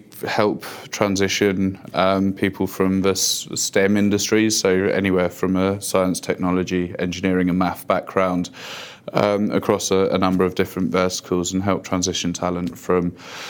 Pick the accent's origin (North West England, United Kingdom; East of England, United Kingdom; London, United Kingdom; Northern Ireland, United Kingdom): London, United Kingdom; moved away as an adult; now in United States; No, I'm not a native of here. I grew up in London initially, but moved out to the States about 5 or 6 years ago.